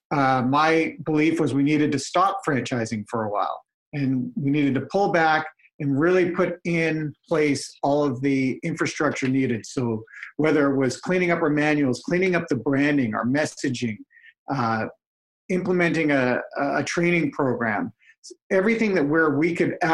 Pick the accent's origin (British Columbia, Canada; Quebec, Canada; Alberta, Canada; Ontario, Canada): British Columbia, Canada; Vancouver; I'm originally from Vancouver